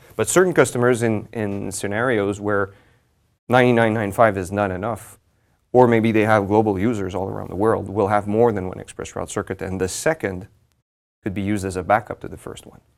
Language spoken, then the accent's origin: English; Montreal, Quebec, Canada; I'm from Montreal